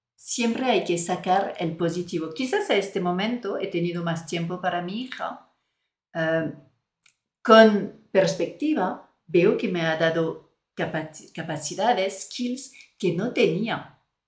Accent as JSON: {"language": "Spanish", "country": "France", "second_language": "Spanish", "moved": "as an adult", "lives_now": "Spain"}